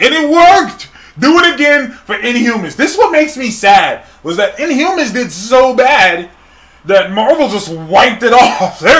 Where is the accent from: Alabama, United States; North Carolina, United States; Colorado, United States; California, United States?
California, United States; Sacramento; we're both from Sacramento, California.